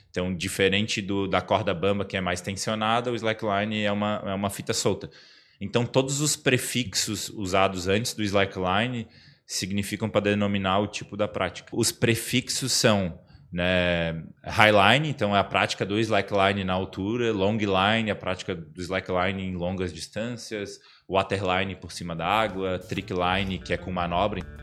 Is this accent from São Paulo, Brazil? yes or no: no; Florianópolis, Santa Catarina, Brazil; accent: manezinho; eu fui criado na Trindade